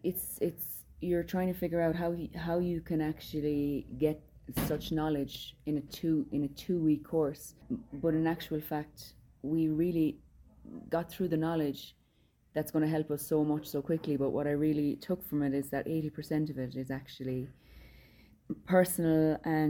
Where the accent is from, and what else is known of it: Ireland